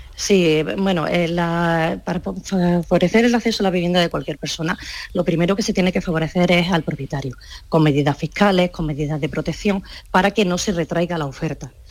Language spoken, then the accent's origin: Spanish; Córdoba, Andalusia, Spain; yo soy de Córdoba